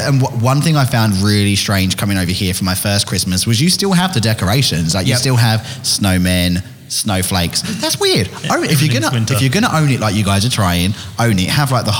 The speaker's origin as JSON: {"language": "English", "region": "England", "country": "United Kingdom", "said": "But being English, I don't enjoy being hot and full at the same time."}